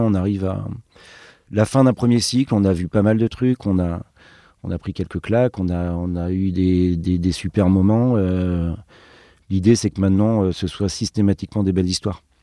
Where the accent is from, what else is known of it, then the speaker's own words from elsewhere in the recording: Brittany, France; nous on vient de Bretagne